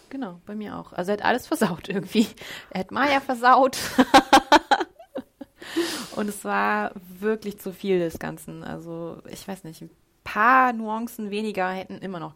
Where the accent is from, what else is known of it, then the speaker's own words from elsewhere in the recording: Germany; als Deutsche